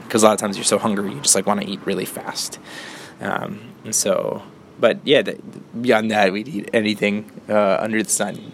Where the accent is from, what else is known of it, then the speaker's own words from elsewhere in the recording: Northeast Ohio, United States; I was born and raised in Northeast Ohio